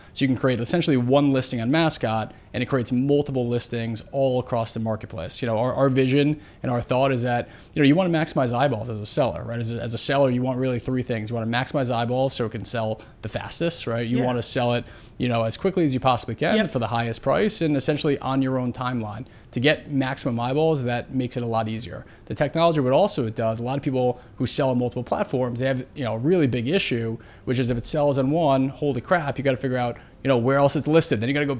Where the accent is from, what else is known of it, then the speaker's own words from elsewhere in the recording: New York City, New York, United States; Here. New York.